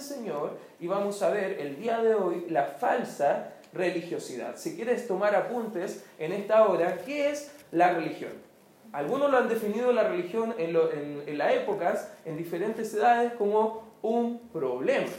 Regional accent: Chile; como se dice en buen chileno

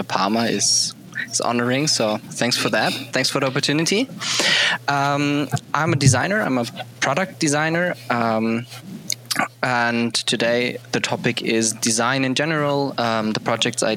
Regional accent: Germany; English is a second language; I'm from Germany

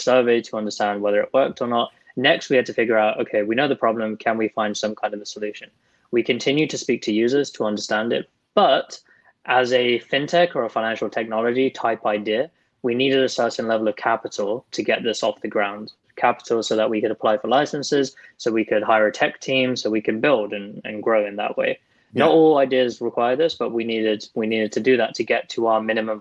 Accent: United Kingdom; a British Muslim

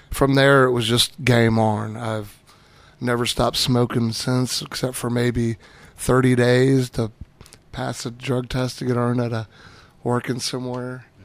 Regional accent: California, United States; born there; Uh, I actually was born in California and have bounced around all over.

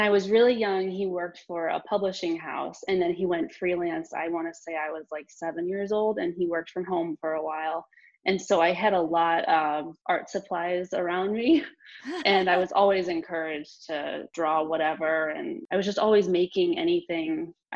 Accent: St. Louis, Missouri, United States; moved away as an adult; also born or lived in San Diego; now in Pittsburgh, United States; I'm from St. Louis

